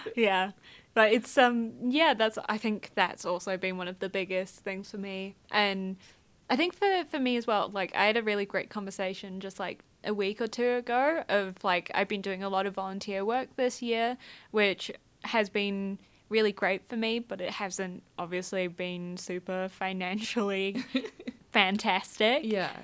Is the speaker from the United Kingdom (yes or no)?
yes; Scotland, United Kingdom; I'm also Scottish and I've just started learning Scottish Gaelic.